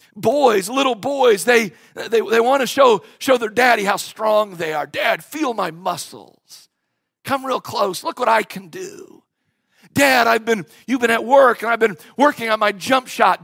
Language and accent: English; Cleveland, Ohio, United States; moved away as an adult; also born or lived in Knoxville, Tennessee; I left Cleveland, Ohio, a place that I was born and a place that I was raised